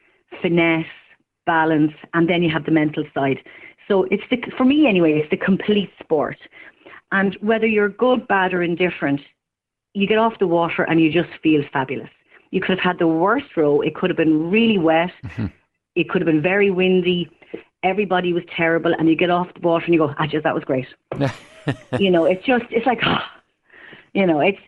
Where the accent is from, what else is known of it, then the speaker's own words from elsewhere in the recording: Ireland; I'm from town. I'm from St. Francis Terrace.